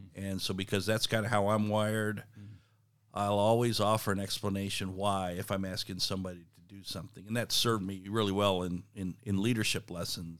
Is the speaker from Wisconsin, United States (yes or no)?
no; South Texas, United States; moved away; also born or lived in Kansas City; I grew up in South Texas